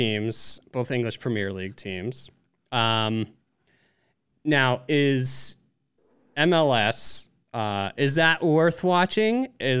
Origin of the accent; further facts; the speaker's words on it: New York City, New York, United States; as a New Yorker